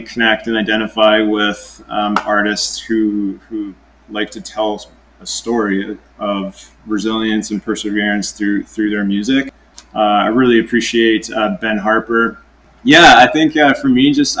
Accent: White Rock, British Columbia, Canada; I grew up on Simeon First Nation Reserve in South Surrey, White Rock, BC, Canada

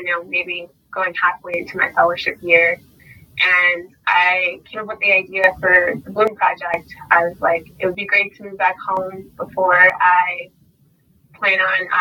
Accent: San Antonio, Texas, United States; growing up in San Antonio on the west side and the east side

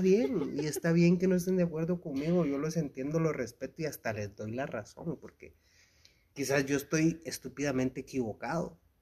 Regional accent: Guatemala; nos define como chapines? Como cultura chapina

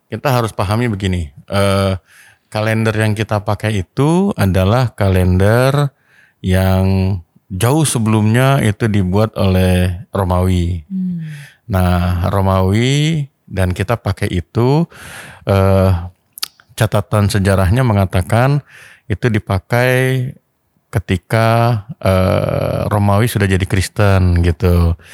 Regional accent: North Sumatra, Indonesia; dong saya orang

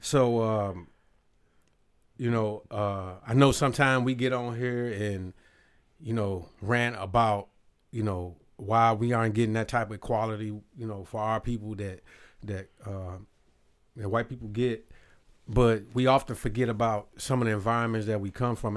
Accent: Robbins, Illinois, United States; I was in my hometown with my little family, you know, where, where, uh, my mom and everybody grew up. Robbins, Illinois

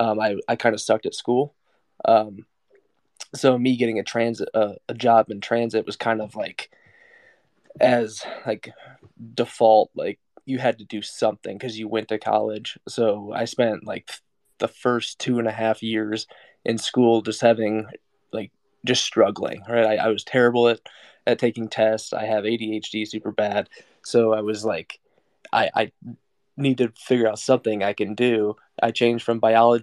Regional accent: Iowa, United States; I'm from Iowa, born and raised, so kind of in the heartland of the country, small town guy.

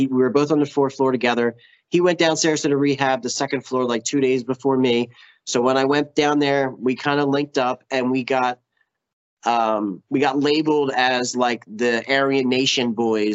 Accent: Philadelphia, Pennsylvania, United States; I'm from Philly, so I was going into meetings in Philly

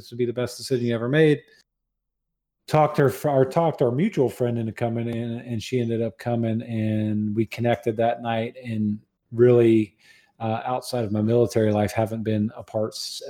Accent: Jacksonville, Florida, United States; Jacksonville, Florida.

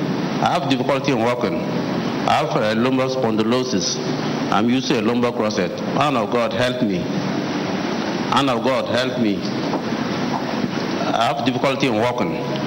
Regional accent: Ghana; I come from Ghana.

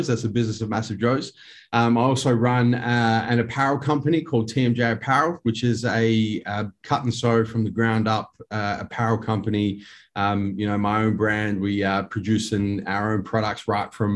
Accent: Adelaide, South Australia, Australia; born and raised in Henley Beach here in Adelaide in South Australia.

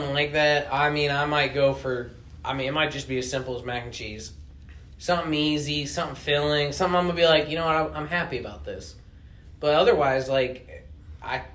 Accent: Chicago, Illinois, United States; now in Oklahoma, United States; I grew up near Wisconsin

